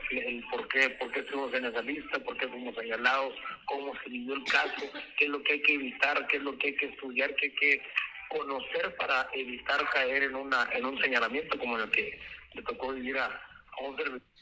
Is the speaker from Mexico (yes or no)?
yes; Mexico; Este, pero bueno, yo soy mexicano y punto.